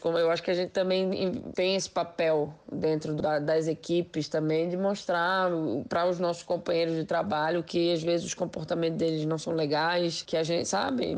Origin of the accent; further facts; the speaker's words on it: Recife, Pernambuco, Brazil; now in São Paulo, Brazil; eu sou pernambucano, eu sou nascido em Recife, moro em São Paulo, mas Sou, sou pernambucana e tenho muito orgulho disso